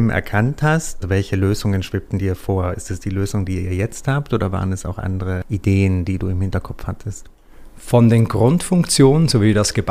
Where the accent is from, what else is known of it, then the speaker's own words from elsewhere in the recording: Trentino-Alto Adige, Italy; now in Switzerland; also ich kenne das jetzt aus äh, Südtirol, wo ich herkomme, da sind die angebunden immer ganz streng an die Musikschulen.